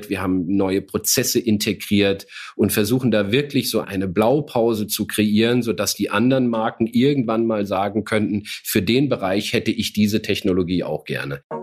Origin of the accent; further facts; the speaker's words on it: Saarland, Germany; ich bin 53 Jahre, gebürtiger Saarländer, was man vielleicht so nicht mehr hört